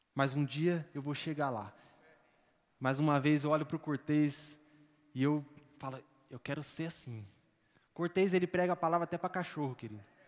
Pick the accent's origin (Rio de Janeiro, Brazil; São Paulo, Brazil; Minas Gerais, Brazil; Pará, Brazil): São Paulo, Brazil; moved away; Eu, eu e minha esposa, nós somos de São Paulo